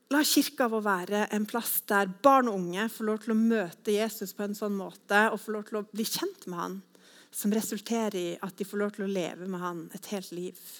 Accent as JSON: {"language": "Norwegian", "region": "Northern Norway", "country": "Norway", "moved": "as an adult", "lives_now": "Sandnes, Norway", "said": "jeg er fra en annen landsdel. Men eh, jeg er egentlig fra Nord-Norge, men flytta hit da for 15 år siden"}